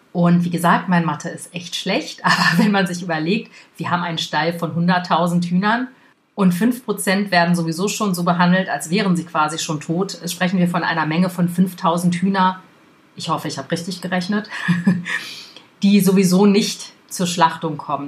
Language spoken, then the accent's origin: German; Germany; bei uns in Deutschland